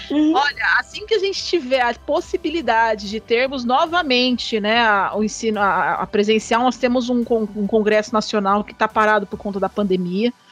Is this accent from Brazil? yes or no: yes; São Paulo, Brazil; moved away as an adult; now in Goiás, Brazil; Não, eu sou de São Paulo.